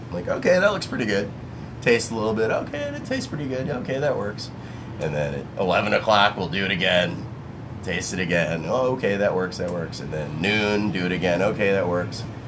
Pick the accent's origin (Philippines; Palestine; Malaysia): Philippines; moved away; I'm Filipino